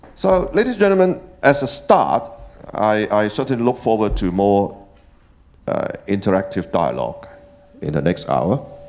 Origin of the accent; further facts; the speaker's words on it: Hong Kong; born and bred in Hong Kong and lived there for 61 years